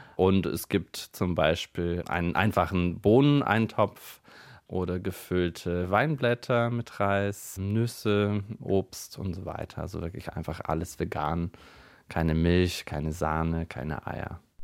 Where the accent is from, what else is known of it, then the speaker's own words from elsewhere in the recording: Bulgaria; moved away as an adult; now in Germany; Ich komme ursprünglich aus Bulgarien und wohne seit äh, inzwischen neun Jahren hier in Deutschland